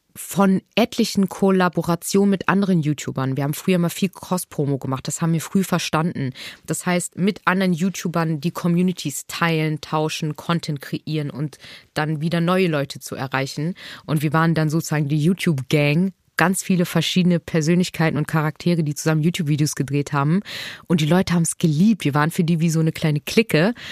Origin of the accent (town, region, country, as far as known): Hamburg, Germany; born or raised there